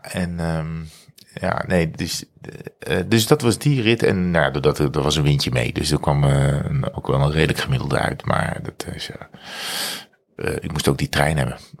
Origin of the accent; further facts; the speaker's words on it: North Brabant, Netherlands; provincie waar ik vandaan kom